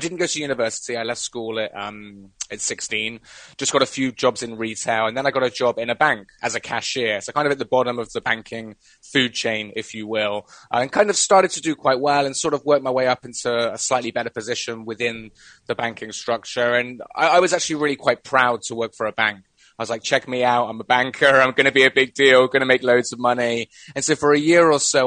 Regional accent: United Kingdom; moved away as an adult; now in Bangkok, Thailand; I am coming from Bangkok in Thailand, but I'm not Thai. I am British, but I've been an expat here for about 15 years.

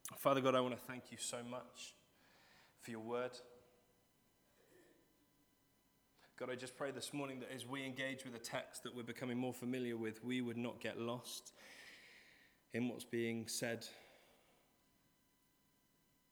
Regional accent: Cheddar, South West England, United Kingdom; I grew up in Cheddar

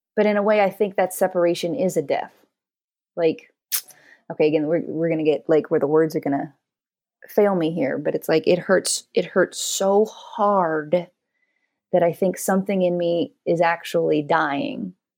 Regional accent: the Northwest, Pacific Northwest, United States; moved away; also born or lived in Los Angeles, United States; I grew up in the Northwest, and I'd never actually seen a live palm tree before.

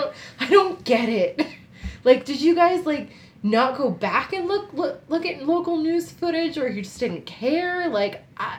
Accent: United States; moved away; So I grew up outside of New York City.

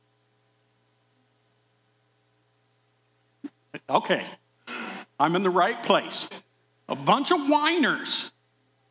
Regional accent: Des Moines, Iowa, United States; I grew up in Des Moines, Iowa

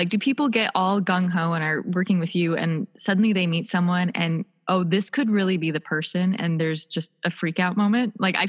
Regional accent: Midwest, United States; because obviously I come from the Midwest, courting looks like a very specific thing, kind of, you know, from what I grew up with.

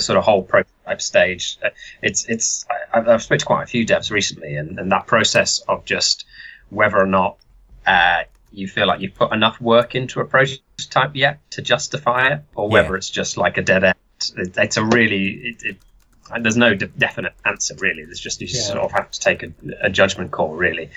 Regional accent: Telford, West Midlands, United Kingdom; I'm from Telford. Uh, I've always lived there

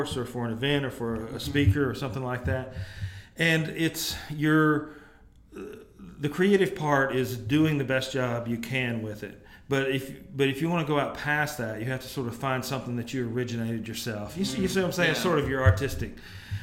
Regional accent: cattle farm between Jackson and Memphis, near Stanton / Mason, Tennessee, United States; now in Jackson, United States; I grew up on a cattle farm between here and here in Memphis

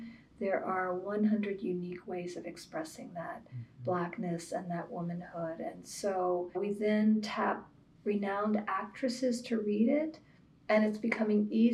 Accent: Virginia, United States; moved away as an adult; also born or lived in Washington, D.C.; now in New York, United States; I was raised in the South. Mm. I grew up in Virginia. I was born in Washington, D.C.

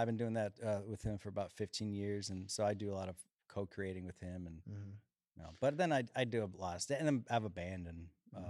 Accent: Chicago, Illinois, United States; So I grew up in Chicago, Illinois. mm-hmm. and started playing music out there.

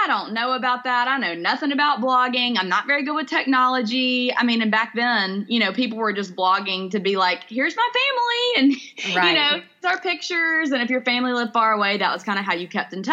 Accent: Birmingham, Alabama, United States; I'm in Birmingham. I was born and raised here

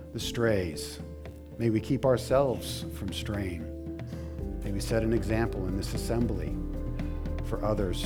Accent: United States; us as American Christians

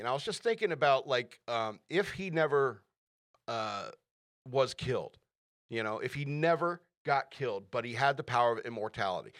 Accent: United States; I am a Christian and an American

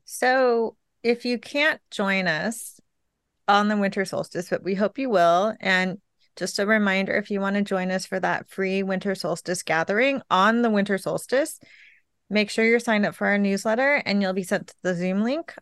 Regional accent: California, United States; now in New York, United States; I'm from California where it never snowed

